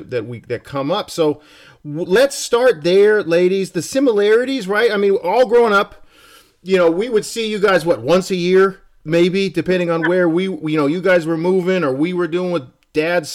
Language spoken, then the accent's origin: English; Montana, United States; our friends from growing up in Montana